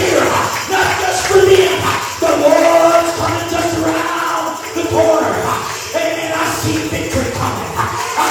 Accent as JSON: {"language": "English", "town": "Cleveland", "region": "Ohio", "country": "United States", "tie": "born or raised there", "said": "I was raised in the city. I was born right outside of Cleveland, Ohio, so I know what the hood is"}